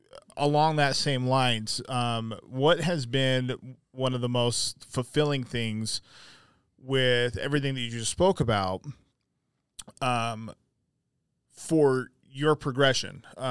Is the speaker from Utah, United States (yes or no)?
yes; Magna, Utah, United States; Yeah. I grew up in Magna.